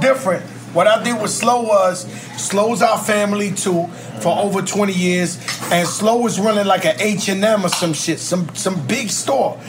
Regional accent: New York City, New York, United States; now in Miami, United States; My home is the Bronx, New York.

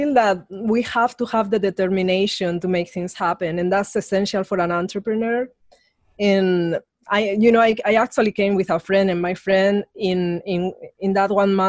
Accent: Spain; English is a second language; moved away as an adult; now in United States; I come from Spain, so I grew up in a dictatorial regime, so it was ultra conservative.

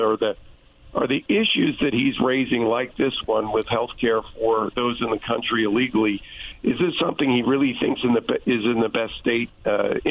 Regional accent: California, United States; as a Californian

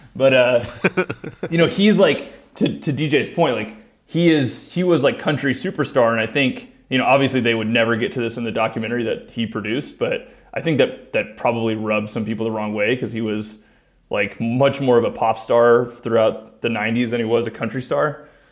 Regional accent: South Texas, United States; I'm from South Texas

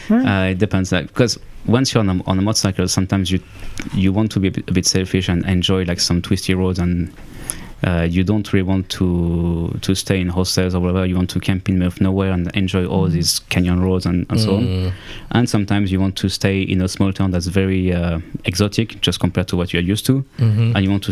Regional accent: Auvergne-Rhône-Alpes, France; also born or lived in Lyon; From the French Alps.

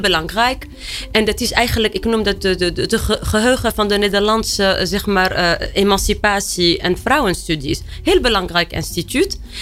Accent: Tunisia; Dutch is a second language; moved away as an adult; now in Netherlands; ik ben opgegroeid in Tunesië.

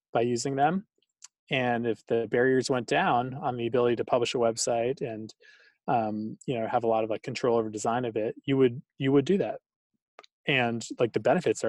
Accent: Boston, Massachusetts, United States; I grew up in Boston.

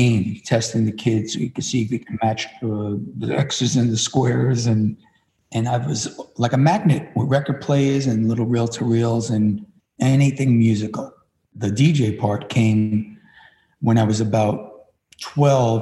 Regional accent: New York City, New York, United States; I was born and raised in Williamsburg, Brooklyn, where all the trendiness is now.

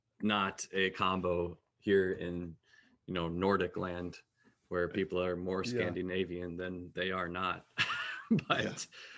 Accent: Connecticut, United States; now in Minneapolis, United States; as I mentioned, I'm from Connecticut. So here in Minneapolis

